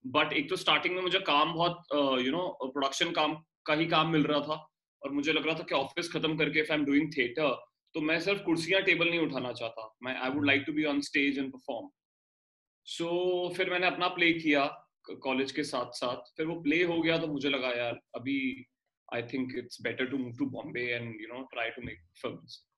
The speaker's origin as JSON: {"language": "Hindi", "region": "Delhi", "country": "India", "moved": "as an adult", "lives_now": "Mumbai, India", "said": "मैं दिल्ली से हूँ और और एक बड़ी टिपिकल मिडिल क्लास फैमिली से आता हूँ"}